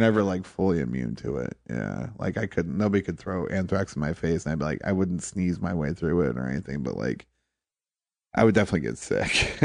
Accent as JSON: {"language": "English", "town": "Toledo", "region": "Ohio", "country": "United States", "tie": "born or raised there", "also_born_or_lived": "Detroit / Charleston, South Carolina", "moved": "as an adult", "lives_now": "New York City, United States", "said": "I grew up in Toledo."}